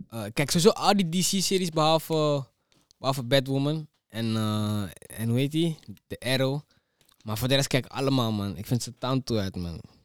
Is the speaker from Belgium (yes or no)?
no; Almere, Flevoland, Netherlands; omdat ik kom van Ali